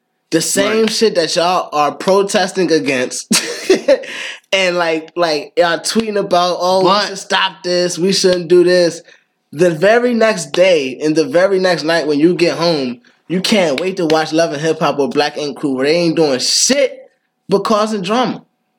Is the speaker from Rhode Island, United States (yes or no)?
no; Maryland, United States; Nah, the state Merlin.